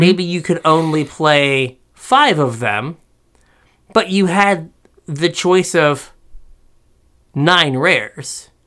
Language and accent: English; United States; as we are American.